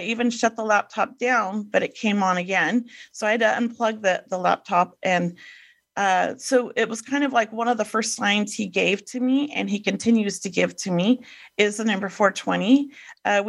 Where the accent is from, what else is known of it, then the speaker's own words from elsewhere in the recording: Los Angeles, California, United States; grew up in Venice Beach in the 70s.